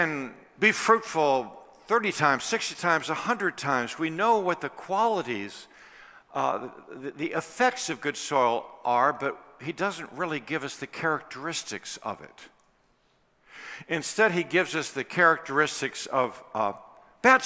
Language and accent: English; Washington, District of Columbia, United States; Washington, D.C., I think you know, is my hometown